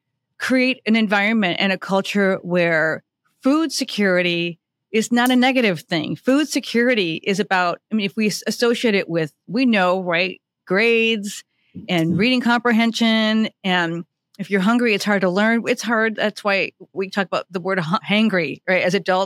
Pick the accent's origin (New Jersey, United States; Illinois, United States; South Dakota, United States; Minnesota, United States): Minnesota, United States; my home state of Minnesota.